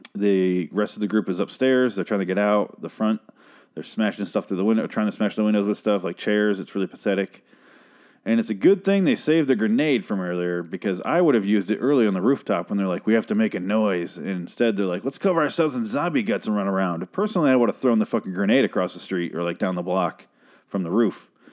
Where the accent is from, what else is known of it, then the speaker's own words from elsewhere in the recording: United States; I'm an American